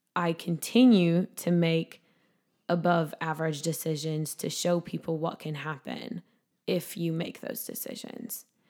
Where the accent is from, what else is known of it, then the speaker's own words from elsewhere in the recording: Sauk Rapids, Minnesota, United States; This is in my hometown. It's in Sauk Rapids